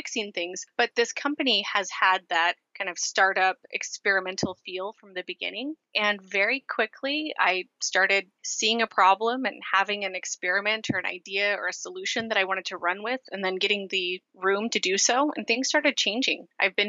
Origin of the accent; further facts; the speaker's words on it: Portland, Oregon, United States; I am from Portland, Oregon